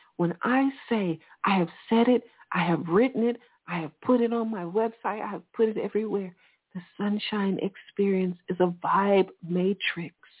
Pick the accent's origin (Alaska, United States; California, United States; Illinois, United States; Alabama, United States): Alabama, United States; I'm from Alabama